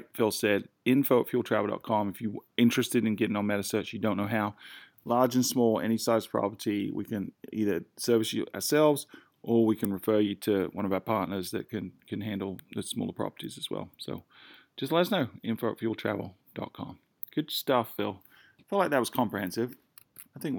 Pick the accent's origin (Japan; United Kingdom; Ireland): United Kingdom; I'm British